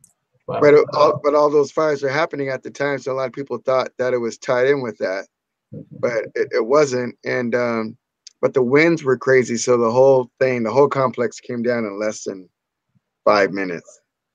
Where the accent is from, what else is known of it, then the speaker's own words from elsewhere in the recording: Orange County, California, United States; I'm from Orange County. We're from Orange County.